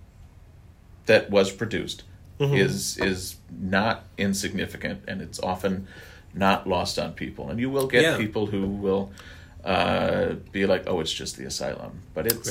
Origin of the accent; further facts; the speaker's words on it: Wisconsin, United States; now in California, United States; I'm from Wisconsin